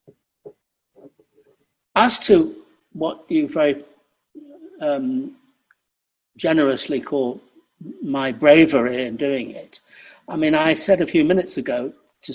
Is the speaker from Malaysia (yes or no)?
no; Salford, North West England, United Kingdom; I am a Mancunian, by the way. Actually, I'm from Salford.